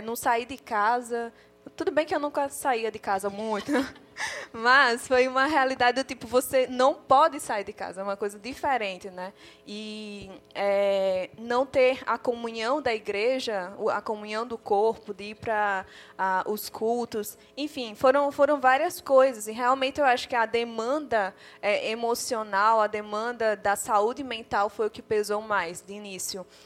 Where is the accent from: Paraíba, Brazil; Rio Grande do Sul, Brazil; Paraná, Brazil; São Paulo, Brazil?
Paraíba, Brazil; João Pessoa; sou de João Pessoa, Paraíba